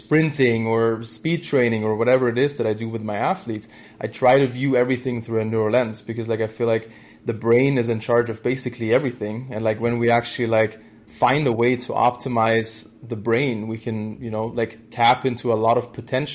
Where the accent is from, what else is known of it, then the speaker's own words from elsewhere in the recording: Germany; moved away as an adult; I'm originally from Germany, and I did, my degree there in, sports science